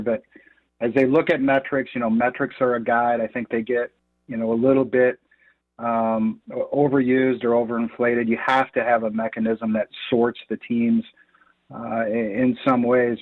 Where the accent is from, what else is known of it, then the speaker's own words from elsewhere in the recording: Lexington, Michigan, United States; I grew up in Lexington, Michigan.